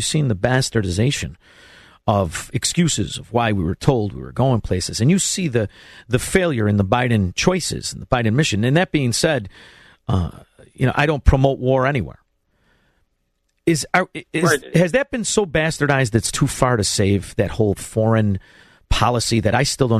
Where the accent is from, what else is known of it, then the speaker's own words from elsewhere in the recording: Chicago, Illinois, United States; I'm from Chicago.